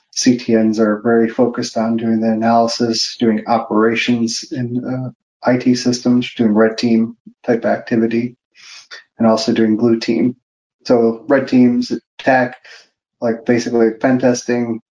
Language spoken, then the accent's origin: English; Park Forest, Illinois, United States; I, am from Park Forest, Illinois. Uh, it's a very small town in the south suburbs of Chicago, very close to the border of Indiana.